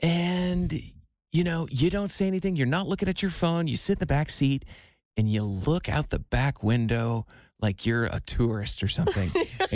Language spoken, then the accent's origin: English; Iowa, United States; moved away; You know, I'm from Iowa, but they live in Iowa.